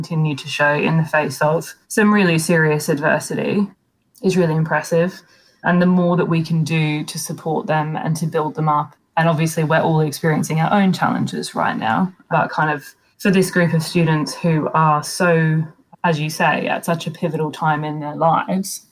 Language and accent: English; Australia; I'm Australian